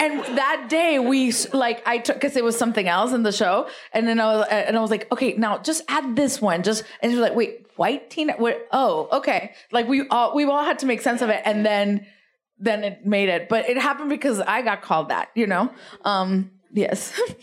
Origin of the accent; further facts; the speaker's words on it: Rio Grande Valley, South Texas, United States; accent: immigrant accent; now in West Hollywood, United States; I'm from South Texas. I'm not from, uh, East L A. Yeah, R G B, Rio Grande Valley